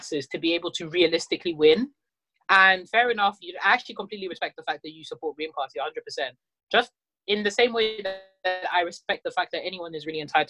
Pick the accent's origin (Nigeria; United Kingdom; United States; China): United Kingdom; London; I'm someone that has been born and raised in North London, Tottenham specifically